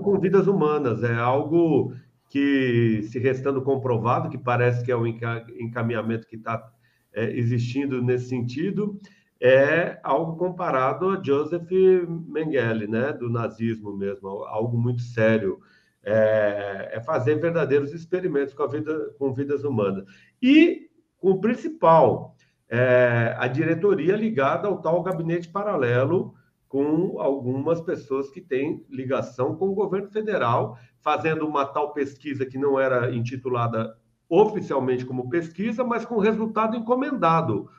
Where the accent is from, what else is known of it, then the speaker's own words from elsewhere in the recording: Rio de Janeiro, Brazil; no meu Rio de Janeiro, onde eu nasci